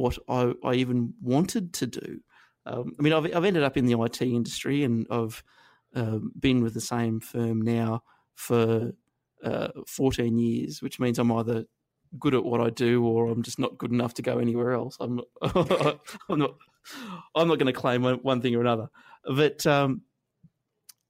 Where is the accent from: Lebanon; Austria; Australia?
Australia; Inverell, New South Wales; also born or lived in Armidale, New South Wales; where I grew up in Inverell in northern New South Wales